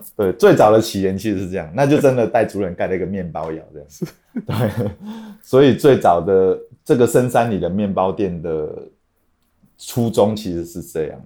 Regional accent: Kaohsiung, Taiwan; 我们高雄

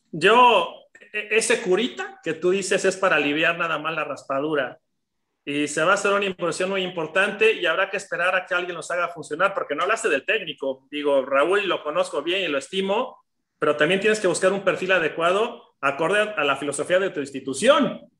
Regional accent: Mexico; como mexicano

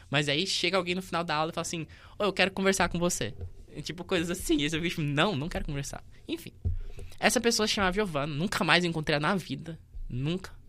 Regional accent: Goiânia, Goiás, Brazil; also born or lived in Faina, Goiás; quando eu tinha 5 anos, eu, tinha, eu me movi da, do Faina, que eu nasci em Goiânia, fui para o Faina morar com meu pai e minha, minha mãe biológica.

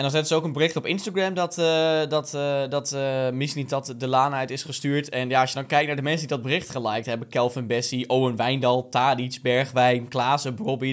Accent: Hardenberg, Overijssel, Netherlands; also born or lived in Zwolle; Ik ben geboren in Hardenberg

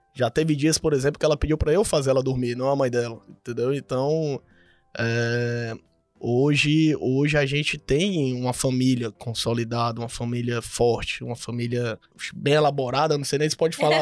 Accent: Fortaleza, Ceará, Brazil; moved away as an adult; now in Cuiabá, Brazil; Sou de Fortaleza, tô morando aqui em Cuiabá tem quase três anos.

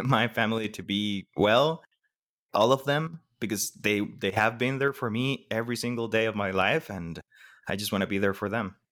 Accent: Costa Rica; I'm Costa Rican, born, raised, everything, but my mom isn't

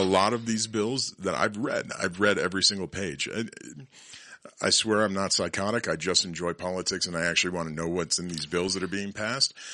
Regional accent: Colorado, United States; Born and raised in Colorado

